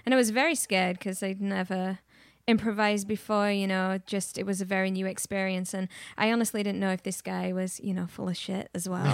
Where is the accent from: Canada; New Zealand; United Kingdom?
United Kingdom; England; now in Austin, United States; I grew up in England, influenced by a lot of music